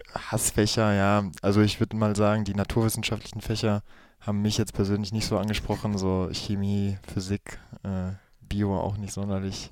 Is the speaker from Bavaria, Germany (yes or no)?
no; Gladbeck, North Rhine-Westphalia, Germany; Gladbeck ist es, äh, im Herzen von NRW, im Ruhrgebiet. Genau, das ist meine Heimatstadt.